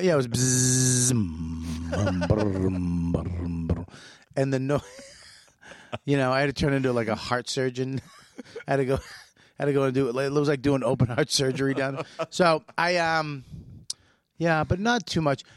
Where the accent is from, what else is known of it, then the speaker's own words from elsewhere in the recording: Boston, Massachusetts, United States; moved away; We're both from Boston.